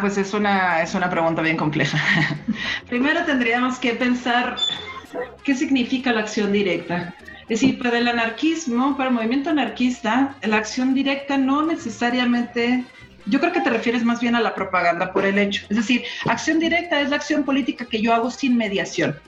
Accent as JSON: {"language": "Spanish", "region": "Sonora", "country": "Mexico", "moved": "yes", "lives_now": "Mexico City, Mexico", "said": "yo soy de Sonora"}